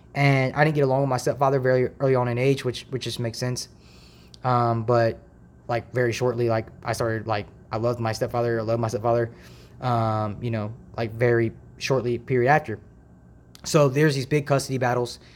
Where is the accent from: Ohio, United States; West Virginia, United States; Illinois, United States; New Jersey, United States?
Ohio, United States; Dayton; also born or lived in Toledo, Ohio; I was born and raised in Dayton, Ohio